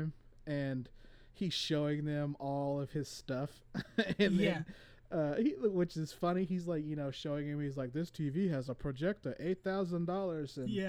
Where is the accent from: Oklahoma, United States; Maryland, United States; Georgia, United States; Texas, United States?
Oklahoma, United States; Northeast; also born or lived in California; So I'm definitely not a hick, and I'm for sure not a redneck. I understand that because, yeah, you know, I'm from Northeast Oklahoma.